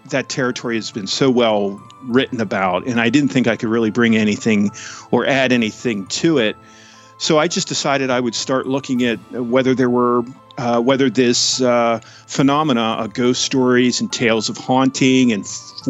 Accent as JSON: {"language": "English", "town": "Tyrone", "region": "Pennsylvania", "country": "United States", "said": "I'm from a town called Tyrone, Pennsylvania"}